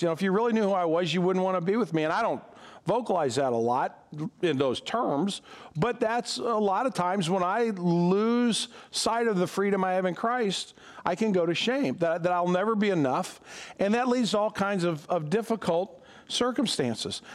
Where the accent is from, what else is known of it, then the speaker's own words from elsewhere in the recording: United States; being an American